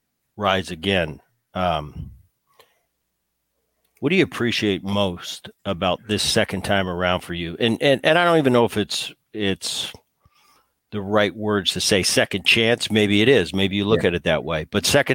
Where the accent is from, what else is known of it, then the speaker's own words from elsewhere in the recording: New Jersey, United States; I grew up in Jersey, so I was a big Philly guy.